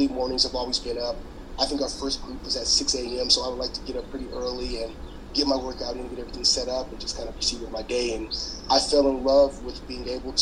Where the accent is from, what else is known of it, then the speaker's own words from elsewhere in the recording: Louisiana, United States; moved away as an adult; also born or lived in Baton Rouge; now in Los Angeles, United States; I'm from Louisiana.